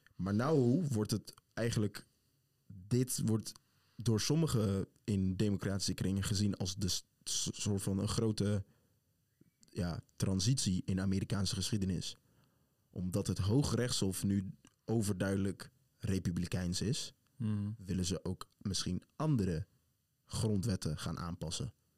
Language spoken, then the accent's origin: Dutch; Netherlands; wij zeggen allemaal Nederland